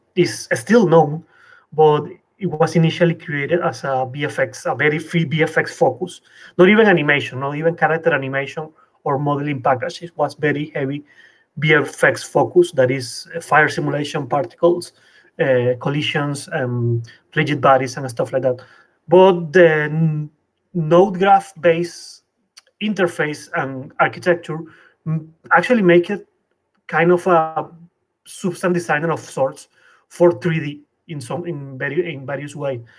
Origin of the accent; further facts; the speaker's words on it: Venezuela; moved away as an adult; also born or lived in Colombia; now in Paris, France; I come from Venezuela.